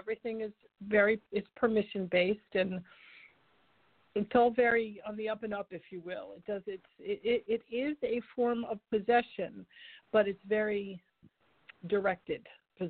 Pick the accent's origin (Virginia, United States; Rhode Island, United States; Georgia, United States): Rhode Island, United States; moved away; also born or lived in Charleston, South Carolina; I'm from Rhode Island originally.